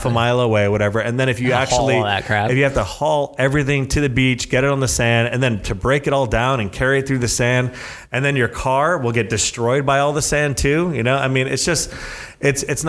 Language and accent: English; South Florida, United States; moved away; I'm from South Florida. I lived by the beach